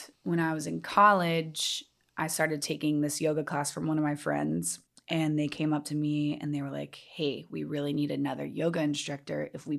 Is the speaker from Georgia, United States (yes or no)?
yes; Atlanta, Georgia, United States; born or raised there